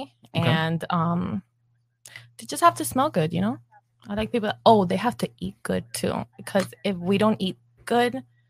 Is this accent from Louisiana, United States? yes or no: no; Miami, Florida, United States; also born or lived in Cuba; Mm-hmm. I was born in Cuba, but I was raised here in Miami.